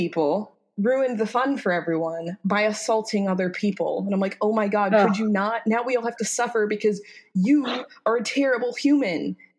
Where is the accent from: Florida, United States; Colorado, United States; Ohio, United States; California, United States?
Colorado, United States; Colorado Springs; moved away as an adult; also born or lived in Wyoming; I grew up in Colorado Springs